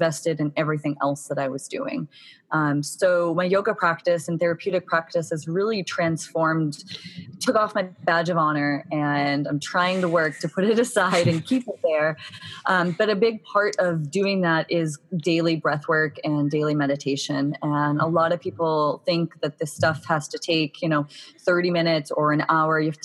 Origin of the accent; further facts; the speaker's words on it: Boston, Massachusetts, United States; now in San Diego, United States; I'm actually from Boston, Massachusetts, and grew up in a very kind of fast-paced, go, go, go, setting high goals for myself kind of atmosphere